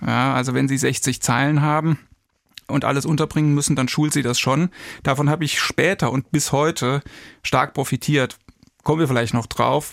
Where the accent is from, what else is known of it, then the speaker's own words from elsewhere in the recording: Kirkel, Saarland, Germany; moved away; ich komme ursprünglich aus dem Saarland, bin in Kirkel, das ist ein kleines Dorf, etwa 25 Kilometer östlich von Saarbrücken aufgewachsen